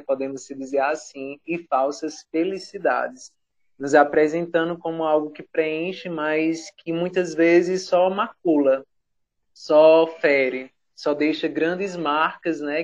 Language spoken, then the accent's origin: Portuguese; Juazeiro do Norte, Ceará, Brazil; Sou aqui do Juazeiro do Norte, no Ceará